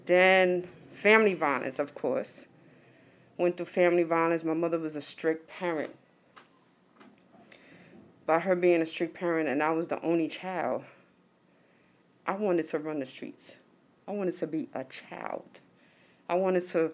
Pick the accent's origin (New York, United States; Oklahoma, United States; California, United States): New York, United States; New York City; I'm from Harlem, coming out to Brooklyn